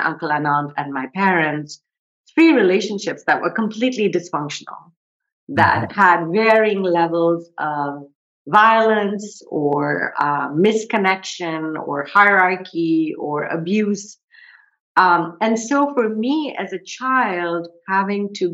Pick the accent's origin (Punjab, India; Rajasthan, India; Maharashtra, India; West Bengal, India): West Bengal, India; Kolkata; I grew up in India. I grew up in Calcutta, which is now called Kolkata.